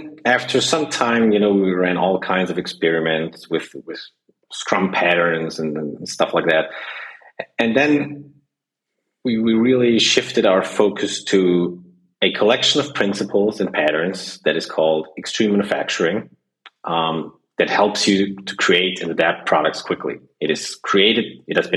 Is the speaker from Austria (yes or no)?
yes; Austria; as people can hear, I'm from Austria